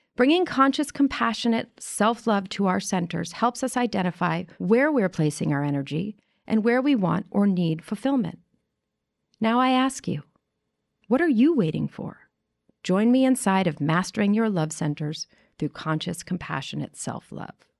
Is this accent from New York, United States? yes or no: yes; New York City, New York, United States; you and I grew up as girls in New York City in an all-girls private school